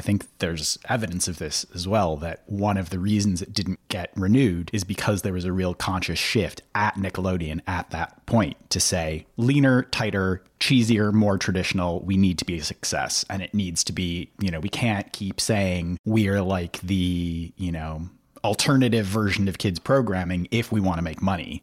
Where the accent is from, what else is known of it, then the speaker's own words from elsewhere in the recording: Minneapolis–Saint Paul, Minnesota, United States; in Minnesota, in, in the Twin Cities.